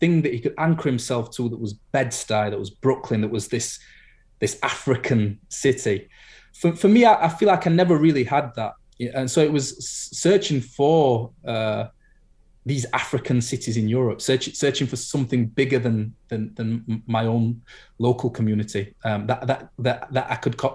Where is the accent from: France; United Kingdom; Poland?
United Kingdom; I'm Black British